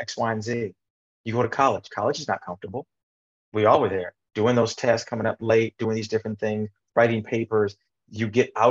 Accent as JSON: {"language": "English", "region": "Midwest", "country": "United States", "tie": "born or raised there", "said": "I grew up in the Midwest"}